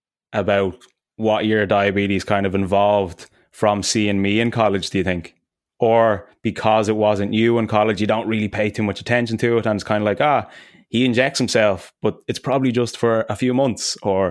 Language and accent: English; Ireland; we're Irish